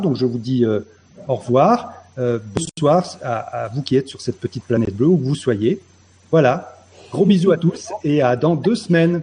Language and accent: French; Dordogne, Nouvelle-Aquitaine, France; moved away; je suis né en Dordogne, dans le pays de l'homme, dans le pays de Cro-Magnon